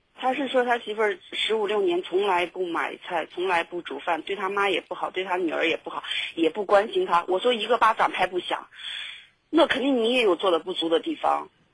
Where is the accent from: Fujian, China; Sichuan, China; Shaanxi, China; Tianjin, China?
Shaanxi, China; now in Guangdong, China; 我可能还是要回，回我们陕西那边